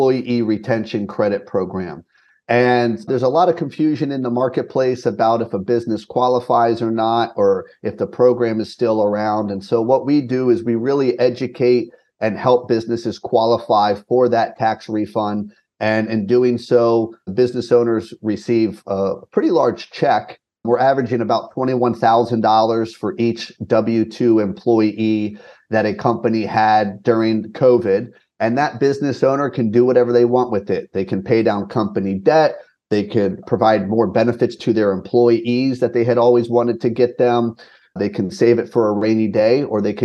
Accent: West Virginia, United States; I grew up in West Virginia. I'm a Mountaineer.

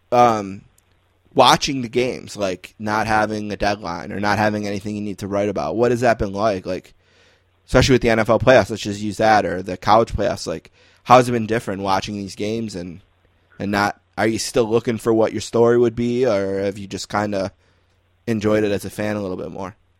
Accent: Buffalo, New York, United States; growing up in Buffalo, okay, like from age one, I was a huge hockey fan

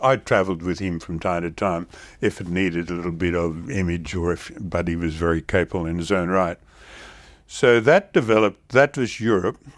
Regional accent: Australia; as an Australian, uh, and a regular, um, sort of the way we do business

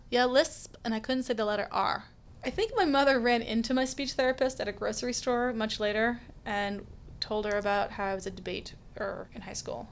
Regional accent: Stanley, Kansas, United States; moved away; I am from Kansas. I am from Stanley, Kansas. It's a small town about an hour and change south of Kansas City.

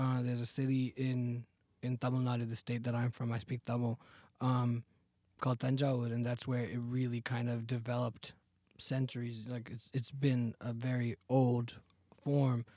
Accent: Fremont, California, United States; also born or lived in Chennai, India; grew up in Fremont, California

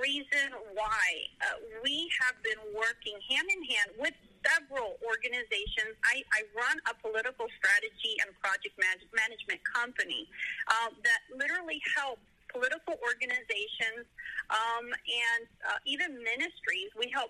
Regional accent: South Florida, United States; now in Tennessee, United States; I'm a pastor's kid. I grew up in a Hispanic ministry that flourished in South Florida.

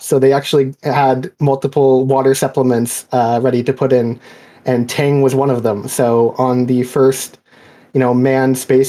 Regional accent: United States; because I'm an American

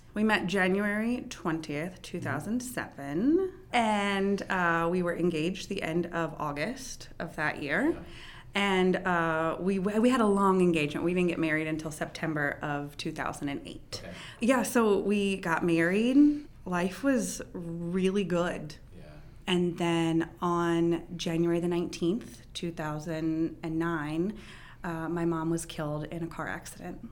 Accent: Frederick, Maryland, United States; I am a Frederick native, uh, born and raised here.

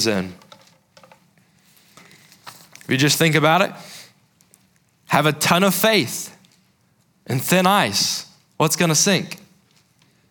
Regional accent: South Carolina, United States; I grew up in South Carolina

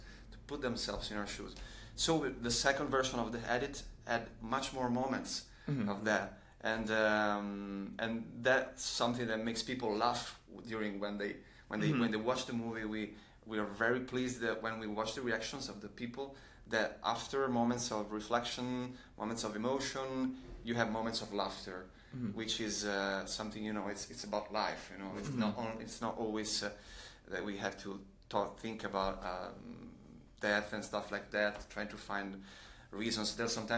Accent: Rome, Lazio, Italy; We come from Rome

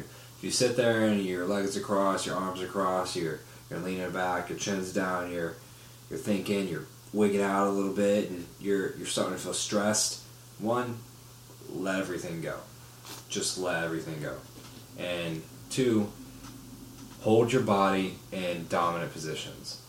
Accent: Orlando, Florida, United States; moved away; I'm from Orlando

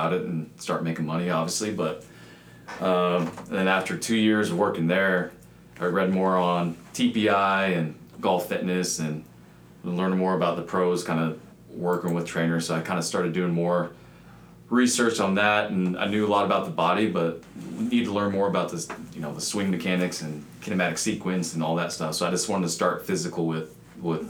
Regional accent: Kansas, United States; moved away; From Kansas originally

